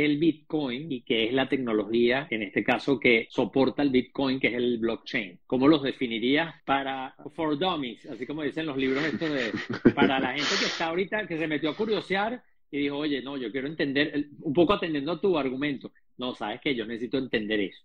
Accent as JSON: {"language": "Spanish", "country": "Venezuela", "said": "yo además te entiendo perfectamente, no solamente como venezolano"}